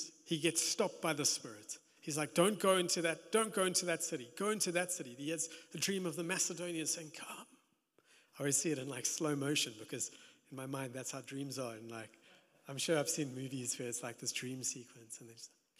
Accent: South Africa; also born or lived in Johannesburg; being South African, being in Joburg

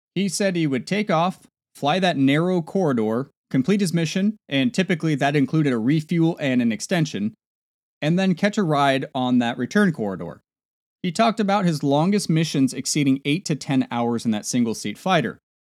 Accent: Nebraska, United States; moved away; back in my home state of Nebraska

